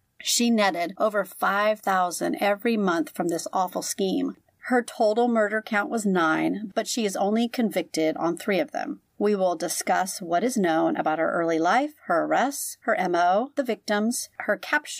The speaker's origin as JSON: {"language": "English", "town": "San Diego", "region": "California", "country": "United States", "tie": "born or raised there", "also_born_or_lived": "Sacramento, California", "said": "I was born in San Diego, and we stayed there until I was 10, and then we moved up to Sacramento. So this is like half of my childhood was Sacramento."}